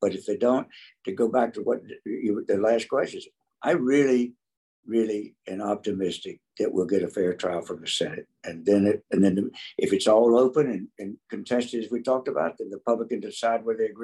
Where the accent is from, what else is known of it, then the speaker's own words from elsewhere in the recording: North Carolina, United States; moved away as an adult; now in Texas, United States; I grew up in North Carolina, and we came to Texas in 72.